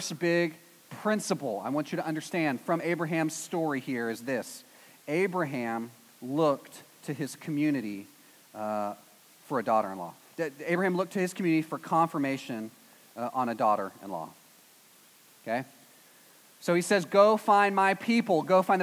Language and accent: English; East Texas, United States; I'm from East Texas, which is basically Arkansas